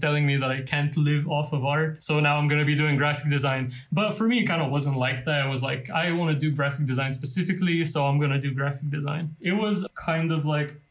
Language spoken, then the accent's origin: English; Lithuania; first language Lithuanian; English is a second language; moved away as an adult; also born or lived in London; that was in my native language. So everything and everyone in there was Lithuanian